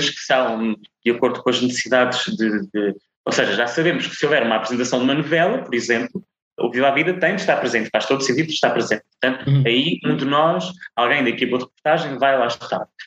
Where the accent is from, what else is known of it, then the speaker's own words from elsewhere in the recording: Azores, Portugal; accent: Micaelense; especialmente para as personagens que não são micaelenses, tens que uhum. abafar o sotaque. E se calhar houve aqui alguma coisa no subconsciente que me fez apagar o sotaque quando ele não é necessário